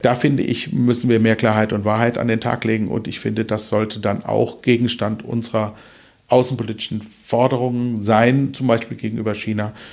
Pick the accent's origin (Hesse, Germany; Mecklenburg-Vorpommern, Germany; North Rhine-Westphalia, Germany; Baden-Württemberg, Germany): Hesse, Germany; Kelkheim; also born or lived in Hofheim am Taunus / Eppstein; now in Wuppertal, Germany; aufgewachsen bin ich in äh, Ruppertzein, das gehört zu Kelkheim und äh, in Eppstein im Taunus